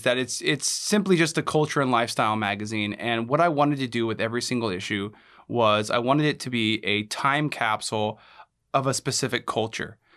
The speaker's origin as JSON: {"language": "English", "town": "Anchorage", "region": "Alaska", "country": "United States", "tie": "born or raised there", "also_born_or_lived": "Reno, Nevada", "said": "I was born and raised here in Alaska, in Anchorage, Alaska."}